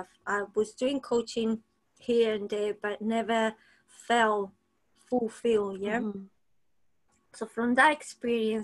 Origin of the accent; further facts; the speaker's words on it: Spain; moved away as an adult; also born or lived in New Zealand; now in London, United Kingdom; I'm from Spain originally. I came to London 21 years ago, very young.